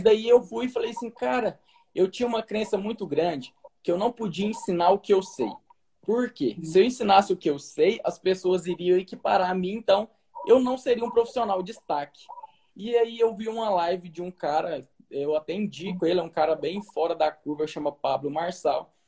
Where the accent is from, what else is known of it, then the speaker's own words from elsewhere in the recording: Brazil; also born or lived in Portugal; o meu país, onde eu nasci